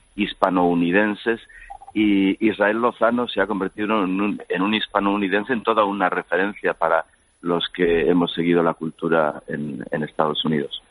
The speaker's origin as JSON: {"language": "Spanish", "region": "Galicia", "country": "Spain", "moved": "yes", "lives_now": "Washington DC, United States", "said": "soy gallego hasta la médula"}